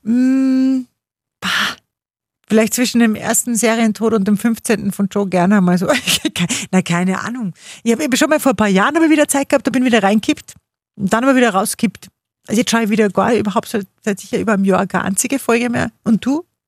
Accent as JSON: {"language": "German", "region": "Upper Austria", "country": "Austria", "said": "bei uns in Oberösterreich"}